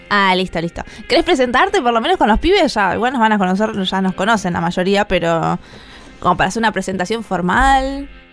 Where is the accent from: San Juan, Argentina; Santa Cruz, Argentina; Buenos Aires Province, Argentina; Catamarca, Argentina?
Buenos Aires Province, Argentina; La Plata; Soy de Argentina, La Plata